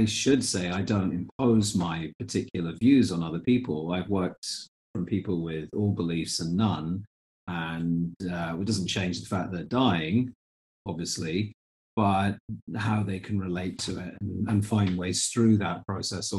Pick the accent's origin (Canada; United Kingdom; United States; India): United Kingdom; Fife coastline, Scotland; I have memories maybe as early as 4 years old and growing up on the Fife coastline